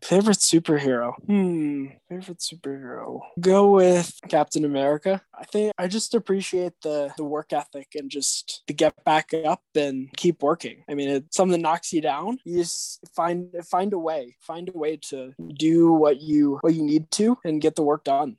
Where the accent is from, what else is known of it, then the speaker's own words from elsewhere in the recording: Weston, Connecticut, United States; I was pretty pretty lucky to grow up where I grew up in Weston, Connecticut